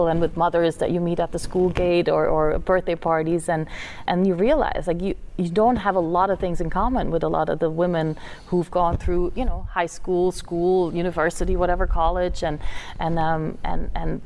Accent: Flanders, Belgium; English is a second language; moved away as an adult; now in United States; my hometown in Belgium that has about 10,000 people

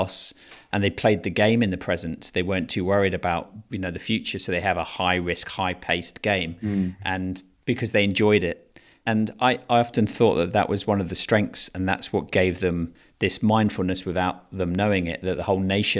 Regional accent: England, United Kingdom; also born or lived in Fiji; now in London, United Kingdom; as an Englishman, when, you know, I'm sitting here in Southwest London

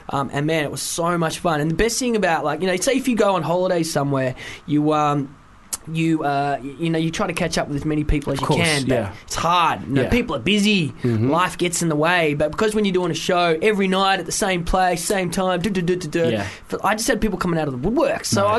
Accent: Wales, United Kingdom; I'm from Wales, and I live right near Barfly.

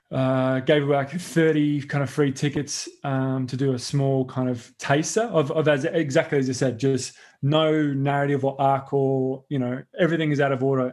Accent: Sydney, New South Wales, Australia; moved away; Sydney, and which is always so scary because like that's my hometown

